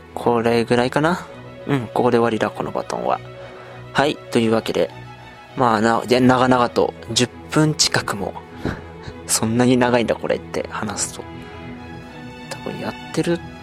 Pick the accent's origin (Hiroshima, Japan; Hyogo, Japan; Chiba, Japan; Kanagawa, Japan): Kanagawa, Japan; Yokohama; 生まれた場所も、今住んでる場所、横浜です。